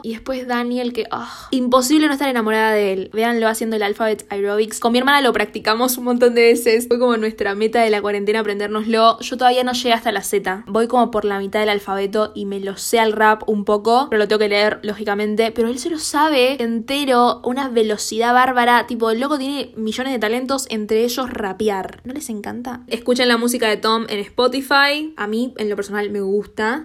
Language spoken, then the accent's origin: Spanish; Argentina